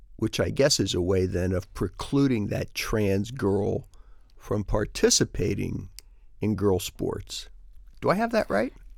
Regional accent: Steubenville, Ohio, United States; I'm from Steubenville and I served in the Navy, got here in nineteen ninety-one

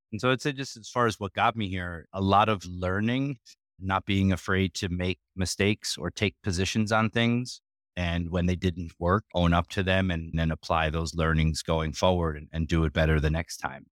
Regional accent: Sleepy Hollow, New York, United States; moved away as an adult; also born or lived in Frankfurt, Germany; It's now called Sleepy Hollow

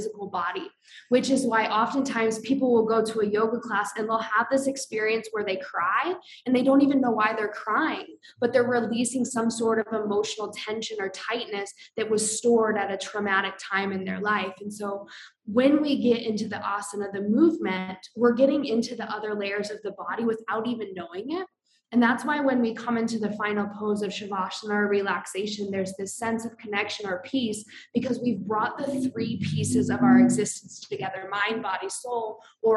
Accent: Iowa, United States; moved away as an adult; also born or lived in Colorado; I grew up in Iowa.

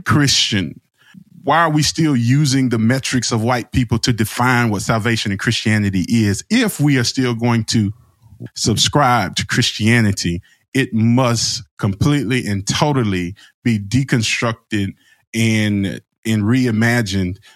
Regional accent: Alabama, United States; I'm from Alabama

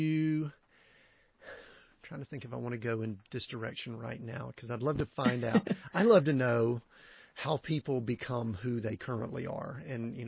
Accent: Conyers, Georgia, United States; I grew up in Conyers and went to high school and all there

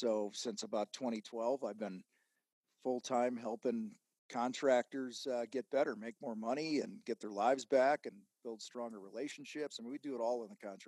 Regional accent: outside of Chicago, Illinois, United States; I grew up outside of Chicago

